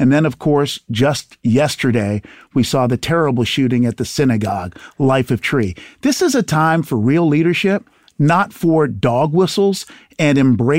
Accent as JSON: {"language": "English", "country": "Haiti", "tie": "born there", "said": "So look, I come from the country of Haiti. I was born in Haiti."}